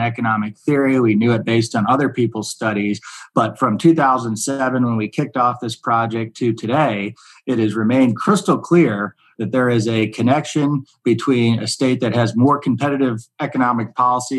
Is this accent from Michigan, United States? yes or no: yes; Michigan, United States; Michigan became a right to work state, my home state